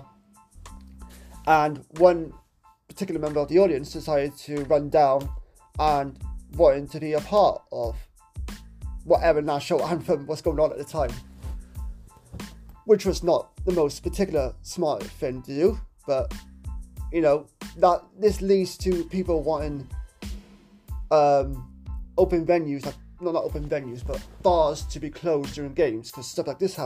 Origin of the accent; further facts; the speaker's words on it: Cardiff, Wales, United Kingdom; here in my hometown of Cardiff